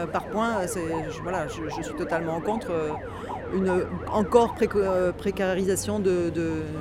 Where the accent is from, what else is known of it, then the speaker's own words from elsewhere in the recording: France; en tant que Française, simplement, voilà, euh, je suis habituée à avoir un service public qui fonctionne normalement